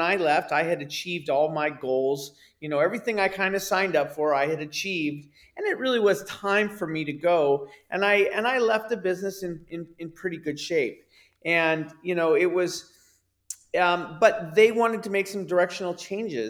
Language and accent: English; Bay Area, California, United States; growing up in the Bay Area